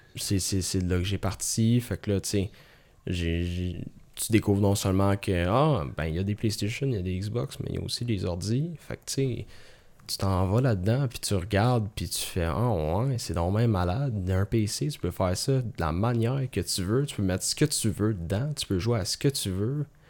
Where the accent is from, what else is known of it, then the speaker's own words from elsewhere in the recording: Sainte-Marthe-sur-le-Lac, Quebec, Canada; j'ai grandi là, à Sainte-Marthe